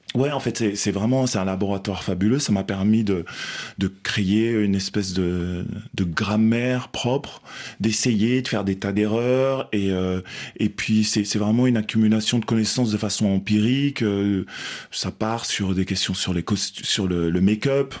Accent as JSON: {"language": "French", "country": "Belgium", "tie": "born or raised there", "said": "moi, j'ai grandi en Belgique aussi"}